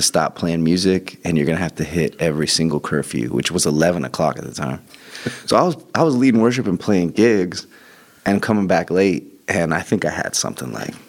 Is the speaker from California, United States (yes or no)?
yes; Joshua Tree, California, United States; I grew up in Joshua Tree